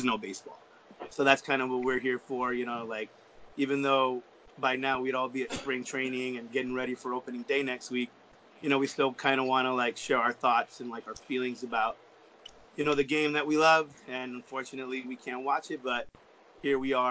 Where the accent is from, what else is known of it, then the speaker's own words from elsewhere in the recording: Los Angeles, California, United States; I'm born and raised in Los Angeles, California